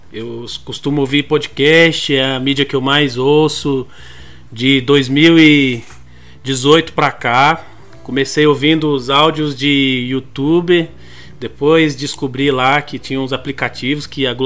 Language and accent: Portuguese; Ceilândia, Federal District, Brazil; sou de Brasília também, sou da Ceilândia não moro perto do presidente